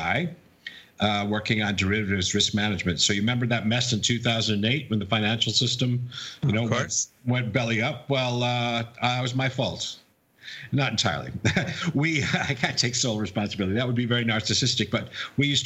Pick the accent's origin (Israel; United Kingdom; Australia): United Kingdom; moved away; also born or lived in Wisconsin, United States / New York, United States; I'm a Brit